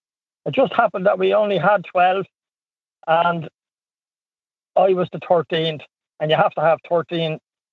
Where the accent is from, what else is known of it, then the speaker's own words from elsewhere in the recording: Dublin, Leinster, Ireland; now in Rathdowney, Ireland; I'm originally from Dublin.